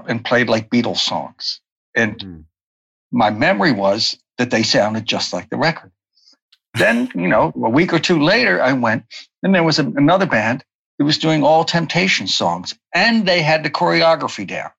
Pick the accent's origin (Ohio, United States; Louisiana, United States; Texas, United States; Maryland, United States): Maryland, United States; Baltimore; I grew up in Baltimore, in the suburbs of Baltimore